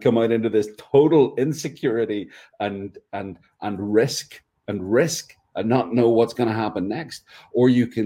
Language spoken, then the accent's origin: English; Northern Ireland, United Kingdom; now in North Carolina, United States; I'm from Ireland. I live in North Carolina.